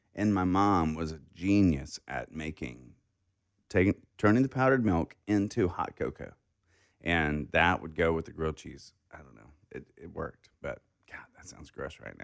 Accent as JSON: {"language": "English", "town": "Hardy", "region": "Arkansas", "country": "United States", "tie": "born or raised there", "said": "I grew up in Hardy, Cherokee Village."}